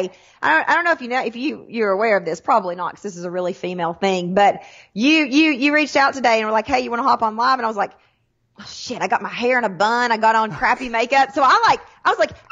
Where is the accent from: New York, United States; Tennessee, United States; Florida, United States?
Tennessee, United States; Sweetwater; I'm from Tennessee.